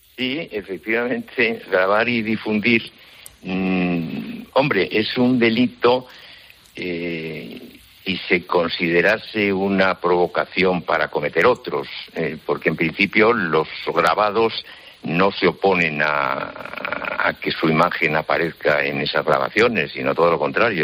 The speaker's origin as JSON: {"language": "Spanish", "town": "Zamora", "region": "Castile and León", "country": "Spain", "tie": "born or raised there", "said": "es en mi ciudad natal, y recuerdo que en mi infancia y en mi adolescencia pues no ocurrían esas cosas en Zamora"}